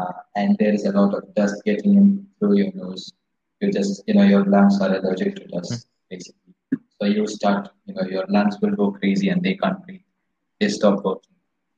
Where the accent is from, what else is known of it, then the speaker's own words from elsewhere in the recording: India; I'm Indian.